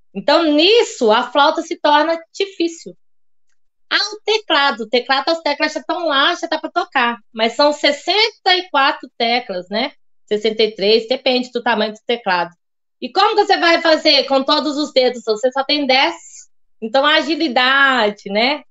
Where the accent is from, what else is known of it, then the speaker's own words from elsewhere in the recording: Diamantina, Minas Gerais, Brazil; accent: mineiro; also born or lived in Lugano, Switzerland; now in Rio Claro, Brazil; Foi lá que eu nasci, em Diamantina, Minas Gerais.